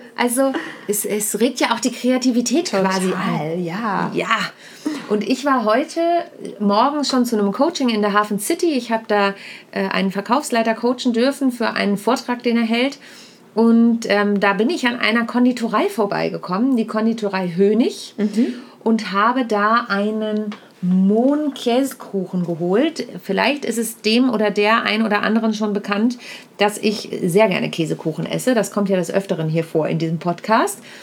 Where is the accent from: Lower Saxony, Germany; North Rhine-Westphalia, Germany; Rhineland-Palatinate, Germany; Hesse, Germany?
Lower Saxony, Germany; Südheide; also born or lived in Kassel; now in Hamburg, Germany; Ich bin ja in der Südheide groß geworden. Mhm. Ich bin mhm. zwar geboren in Kassel, aber mit vier bin ich in die Südheide gezogen.